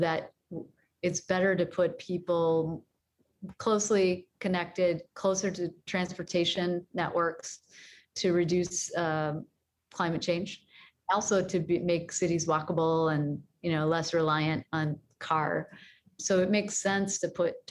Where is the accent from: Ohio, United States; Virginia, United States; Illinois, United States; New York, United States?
Illinois, United States; Chicago; I'm from Chicago